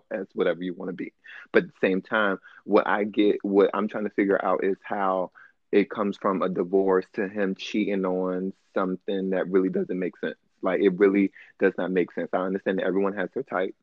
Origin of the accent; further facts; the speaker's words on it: East Coast, United States; I'm from the East Coast now